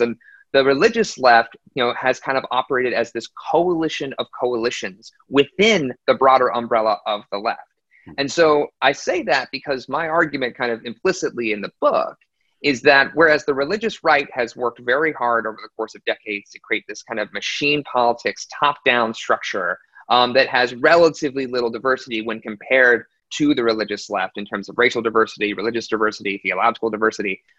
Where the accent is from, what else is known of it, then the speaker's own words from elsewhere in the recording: Aiken, South Carolina, United States; also born or lived in Washington D.C.; I was technically born in Washington D.C., but I grew up in Aiken, South Carolina